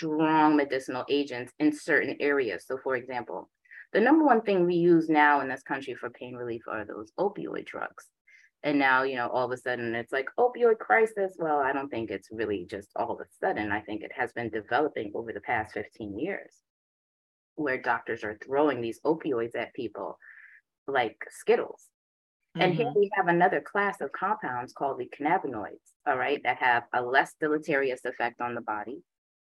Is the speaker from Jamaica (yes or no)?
yes; Jamaica; moved away; also born or lived in Boston; I am Jamaican. My father's a Rasta